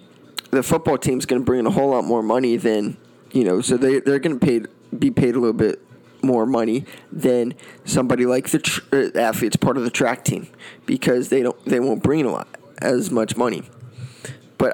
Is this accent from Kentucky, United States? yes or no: no; Florida, United States; this was a guy I grew up watching in Florida